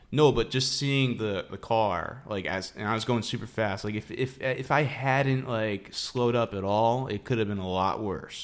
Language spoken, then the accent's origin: English; Palm Coast, Florida, United States; I grew up in Palm Coast. That's North Florida.